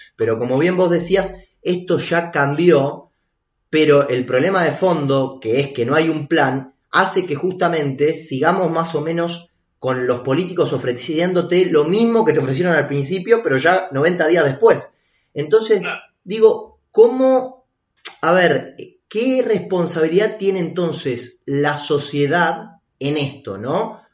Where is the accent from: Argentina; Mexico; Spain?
Argentina; somos todos los argentinos